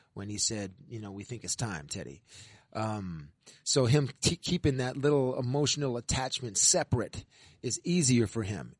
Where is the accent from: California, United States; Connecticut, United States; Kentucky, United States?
California, United States; moved away as an adult; now in New England, United States; I'm from California